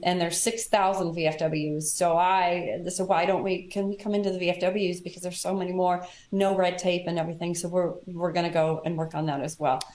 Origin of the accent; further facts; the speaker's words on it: Kansas City, United States; I'm from Kansas City